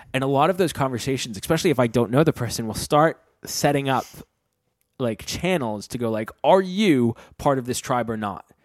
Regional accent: Rhode Island, United States; moved away as an adult; now in London, United Kingdom; I'm from Rhode Island

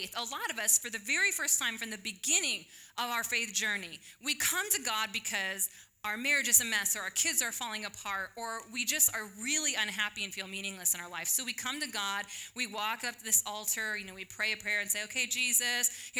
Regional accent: Illinois, United States; moved away as an adult; now in Texas, United States; I graduated from high school. I'm not going to tell you when. And I moved from Illinois down to Texas

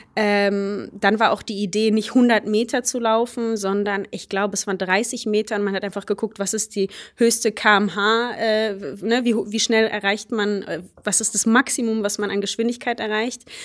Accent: Germany; first language Polish; German is a second language; meine Eltern kommen aus Polen. Äh, ich bin in Deutschland aufgewachsen

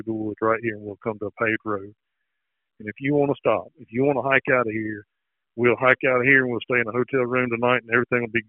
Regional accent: Alabama, United States; growing up in Alabama

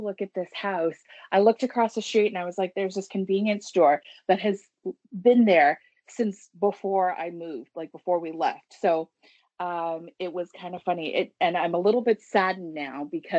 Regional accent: Toronto, Ontario, Canada; also born or lived in Richmond Hill; I was born in Toronto. I haven't gone very far. I'm still here

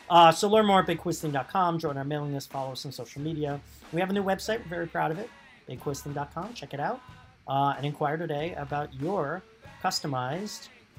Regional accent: New York City, New York, United States; moved away; We're both expats from New York, New York.

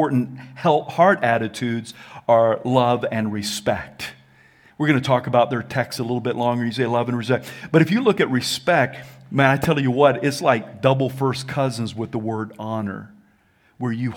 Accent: the South, United States; I'm from the South

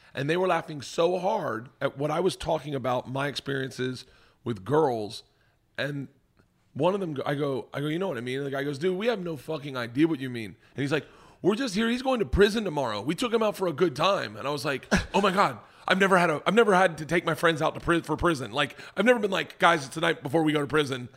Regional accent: the South, Florida, United States; moved away as an adult; also born or lived in New York; I grew up in the South

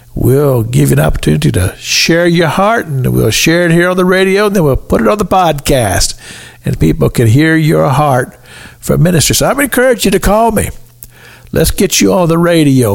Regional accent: Kentucky, United States; I had a wonderful um, childhood growing up in the United States of America. Um, state of Kentucky

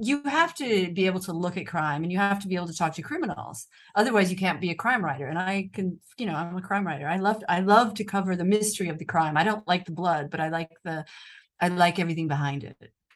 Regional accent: United States; accent: American; moved away as an adult; now in Rome, Italy; I'm an American journalist

